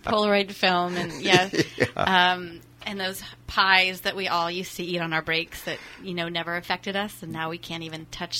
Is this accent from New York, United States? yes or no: no; Santa Rosa, California, United States; I was born and raised mostly in Santa Rosa.